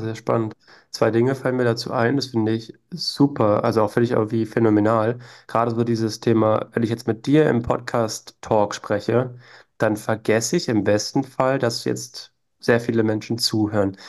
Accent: Berlin, Germany; moved away; also born or lived in Vienna; Ich bin zwar in Berlin geboren, bin jetzt auch wieder in Berlin, aber habe in Wien gelebt

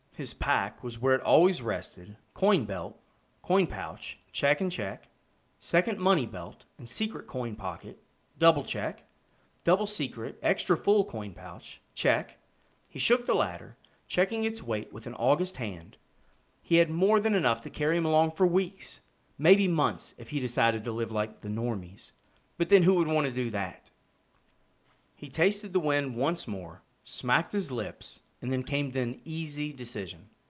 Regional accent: Kentucky, United States; I'm from Kentucky

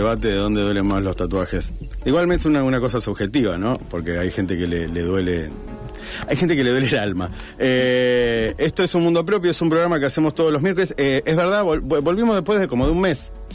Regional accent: Rosario, Santa Fe, Argentina; somos muy pocos los rosarinos que vivimos en Rosario

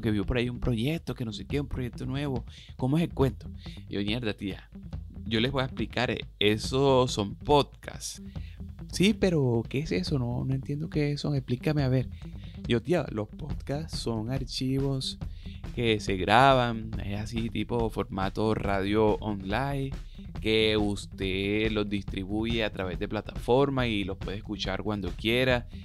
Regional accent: Cartagena, Bolívar, Colombia; Yo soy cartagenero, de Cartagena, de India, una ciudad que tiene más de 500 años

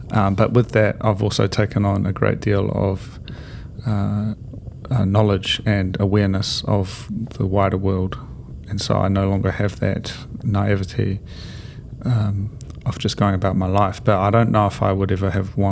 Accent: near Havelock North, Hawke's Bay, New Zealand; I used to go for these walks in the redwoods in Havelock North, so near my hometown

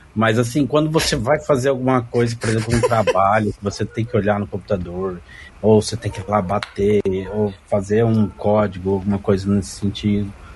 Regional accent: Londrina, Paraná, Brazil; eu sou de Londrina, Paraná, norte do Paraná.

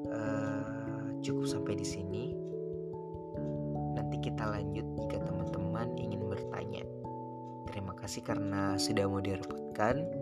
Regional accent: Makassar, South Sulawesi, Indonesia; born there; Aku lahir di Makassar, 29 April

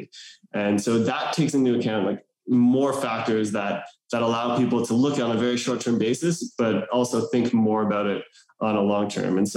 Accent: Canada; moved away as an adult; now in New York, United States; I grew up in Canada. And now I'm living in New York. I've been here for 13 years

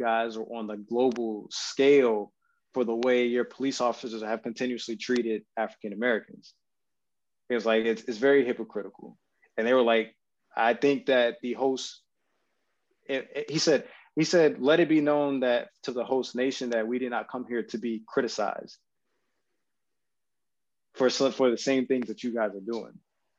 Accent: Japan; this is just from my time growing up in Japan and just being around not only just Japanese but Filipino people as well

